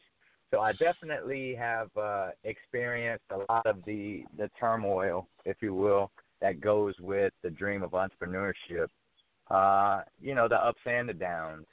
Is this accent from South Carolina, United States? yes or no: no; Fort Myers, Florida, United States; moved away as an adult; also born or lived in New York; now in Atlanta, United States; I'm from Fort Myers, Florida. I grew up there. I left when I went off to New York to go to West Point